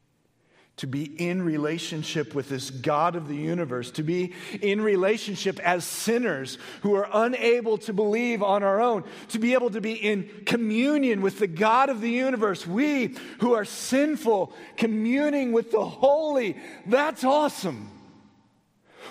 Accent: United States; Most of us as American Christians have spent the majority of our Christian life in the New Testament

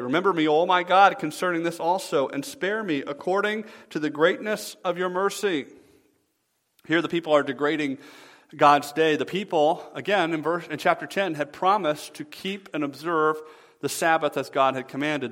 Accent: the South, United States; moved away as an adult; now in Michigan, United States; I'm from the South originally

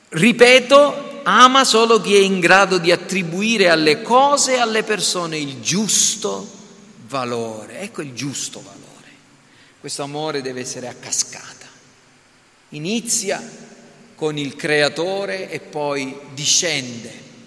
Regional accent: Sicily, Italy; Noi siamo nati in Italia, siamo italiani

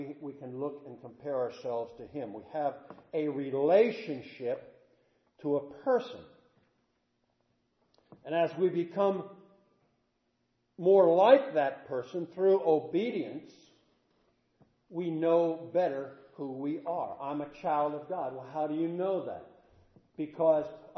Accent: Statesboro, Georgia, United States; I'm from Statesboro

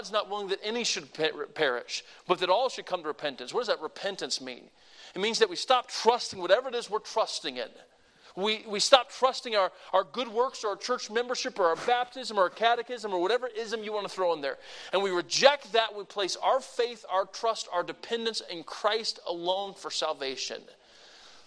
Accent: the South, Southern United States, United States; I'm a Southerner

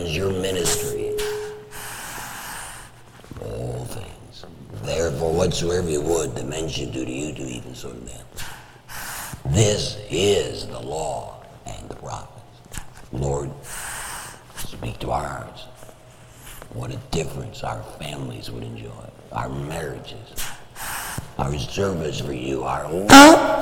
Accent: Detroit, Michigan, United States; when I was a boy growing up in Detroit

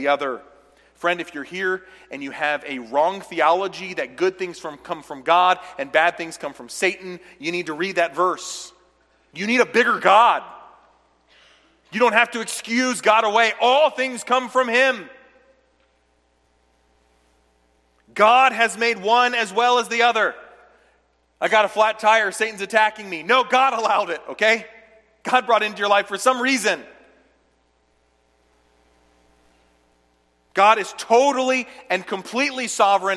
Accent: United States; I'm an American

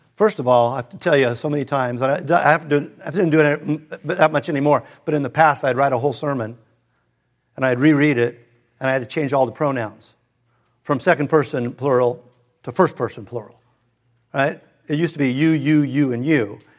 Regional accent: Redondo Beach, California, United States; we moved from Hermosa to Redondo, and my family didn't go to church.

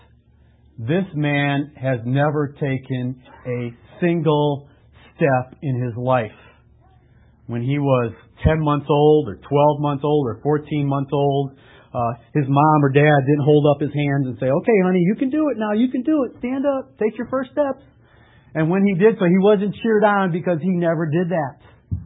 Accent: Lake in the Hills, Illinois, United States; also born or lived in Chicago; I grew up in Lake in the Hills

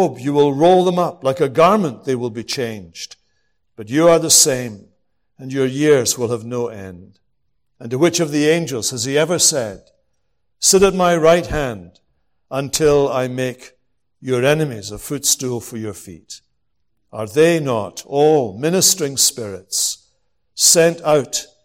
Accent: Scotland, United Kingdom; I'm from Scotland

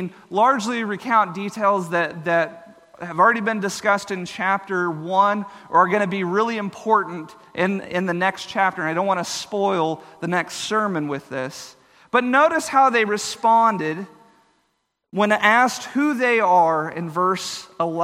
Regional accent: Texas, United States; where I grew up in Texas

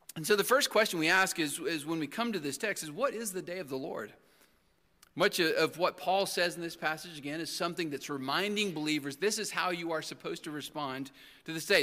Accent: Texas, United States; where I grew up in Texas

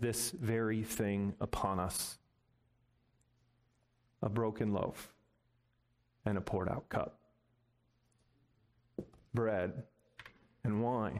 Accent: Midwest, United States; Growing up in the Midwest

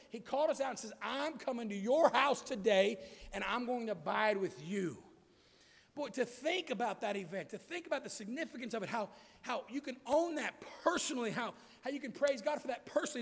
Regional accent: United States; I was born in America where freedom allowed me to hear the gospel freely

